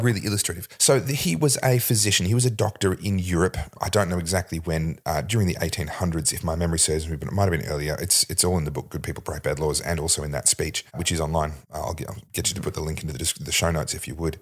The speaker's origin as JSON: {"language": "English", "region": "Victoria", "country": "Australia", "tie": "born or raised there", "said": "my home state"}